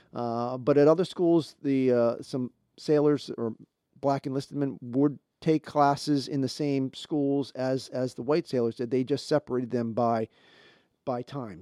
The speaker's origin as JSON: {"language": "English", "town": "Baltimore", "region": "Maryland", "country": "United States", "said": "I'm from Baltimore there"}